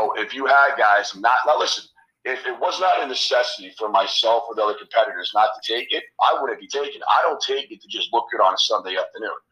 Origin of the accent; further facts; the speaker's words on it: New York City, New York, United States; born and raised in Queens, New York